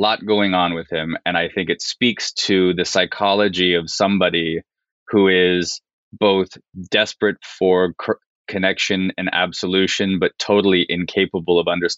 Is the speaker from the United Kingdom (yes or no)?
no; Canada; now in United States; so I'm Canadian, right? I've lived in the States for a very long time, but I was still raised in Canada